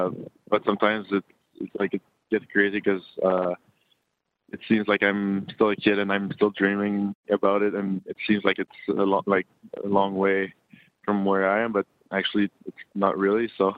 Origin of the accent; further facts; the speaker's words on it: Quebec, Canada; You know, they didn't have like the best years when I was growing up.